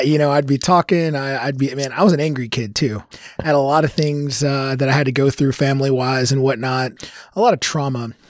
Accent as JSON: {"language": "English", "town": "Louisville", "region": "Kentucky", "country": "United States", "tie": "born or raised there", "said": "born and raised here in Louisville. Um, so I grew up in Smoketown"}